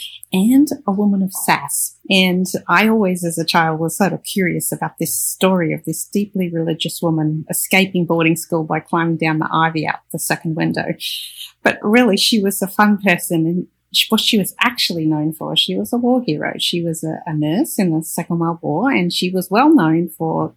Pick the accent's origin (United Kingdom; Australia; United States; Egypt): Australia; I'm an Australian